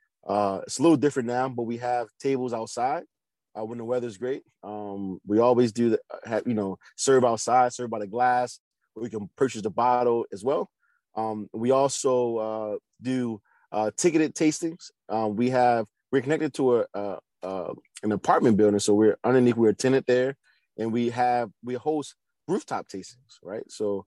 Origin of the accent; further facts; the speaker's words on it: Baltimore, Maryland, United States; So we're from East Baltimore. Our shop is in East Baltimore. So our roots are here.